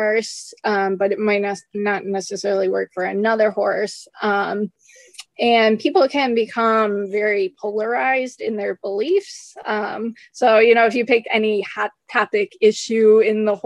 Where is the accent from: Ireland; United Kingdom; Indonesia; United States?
United States; accent: American; my horrible American accent